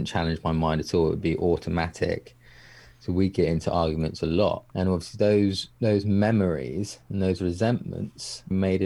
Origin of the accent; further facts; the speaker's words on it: England, United Kingdom; me being English